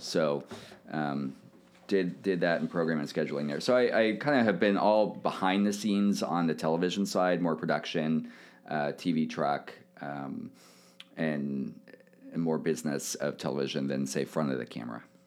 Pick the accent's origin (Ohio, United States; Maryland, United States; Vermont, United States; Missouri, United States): Missouri, United States; Kansas City; also born or lived in New York; I grew up in Kansas City